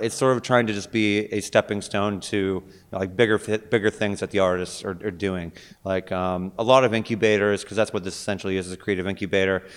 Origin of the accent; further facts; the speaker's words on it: Pittsburgh, Pennsylvania, United States; moved away as an adult; also born or lived in California / Bay Area; I am originally born and raised in Pittsburgh, but then I, I sort of ventured out